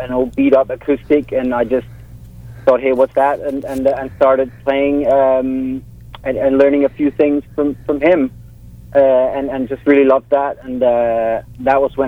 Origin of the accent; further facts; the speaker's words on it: Copenhagen, Capital Region of Denmark, Denmark; now in Los Angeles, United States; I'm from Copenhagen